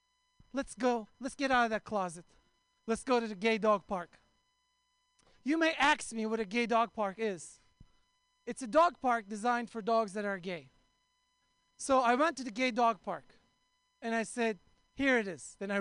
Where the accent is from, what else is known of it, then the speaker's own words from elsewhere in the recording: Oakland, California, United States; I'm from Oakland.